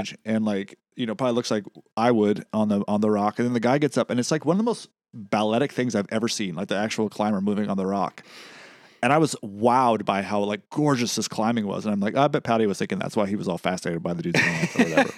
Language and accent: English; West Coast, United States; I'm from the West Coast.